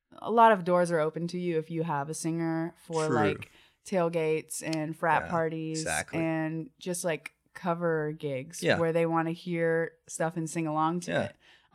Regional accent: Georgia, United States; I'm not from Athens. Yeah. I'm from just outside of Atlanta.

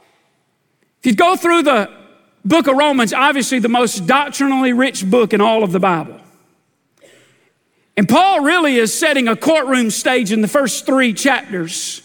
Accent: United States; I'm a red-blooded American man.

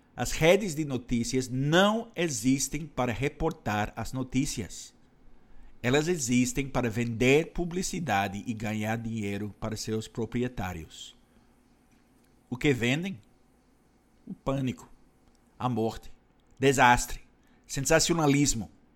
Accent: Canada; now in Brazil; no meu país natal, Canadá

